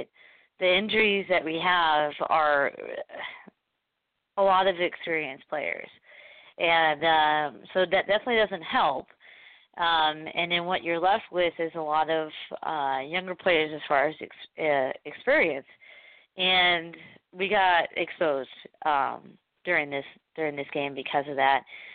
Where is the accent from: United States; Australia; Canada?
United States; Portland, Oregon; I'm from Portland